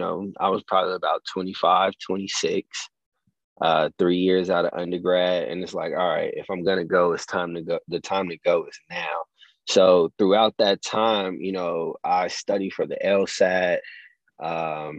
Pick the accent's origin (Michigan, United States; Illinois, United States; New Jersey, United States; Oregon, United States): Illinois, United States; Chicago; also born or lived in Rantoul, Illinois / Champaign, Illinois; I moved back to Chicago, where I'm from, my hometown, Southside.